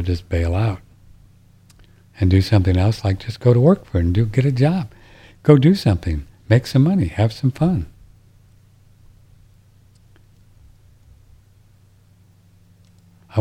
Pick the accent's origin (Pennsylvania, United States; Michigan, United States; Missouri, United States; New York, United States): Missouri, United States; St. Louis; And I grew up in St. Louis listening to Harry Carey.